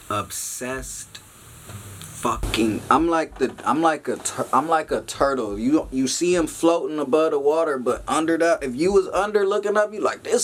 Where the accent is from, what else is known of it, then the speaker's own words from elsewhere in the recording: Long Beach, California, United States; I'm from Long Beach, California, North Side, but all Long Beach. I lived everywhere from Artesia to Ocean.